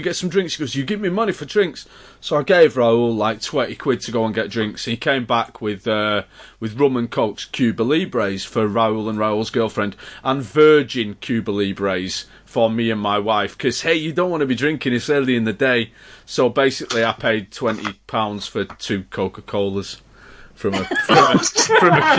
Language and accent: English; Manchester, North West England, United Kingdom; So Manchester.